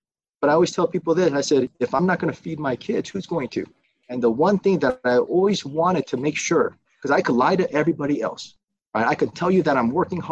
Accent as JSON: {"language": "English", "town": "Burbank", "region": "California", "country": "United States", "tie": "born or raised there", "also_born_or_lived": "South Korea", "said": "Came here in 1984, 1985, and I grew up in Burbank"}